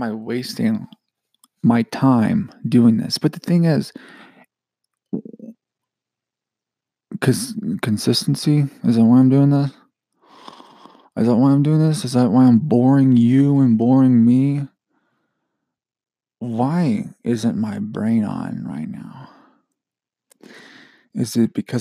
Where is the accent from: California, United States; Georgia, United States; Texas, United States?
Georgia, United States; I'm from Georgia